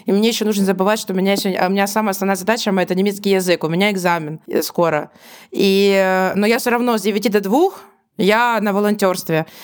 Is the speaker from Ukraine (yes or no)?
yes; Ukraine; Я говорю, ну, конечно, я знаю, что такое ДИА, я из Украины.